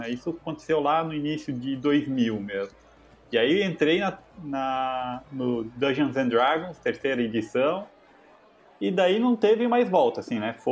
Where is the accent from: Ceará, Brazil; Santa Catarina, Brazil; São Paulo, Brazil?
Santa Catarina, Brazil; Jaraguá do Sul; E eu sou de Jaraguá do Sul, né? … E aqui em Jaraguá do Sul, em Santa Catarina, nessa cidade pequena, não tinha muito contato com RPG nos anos 90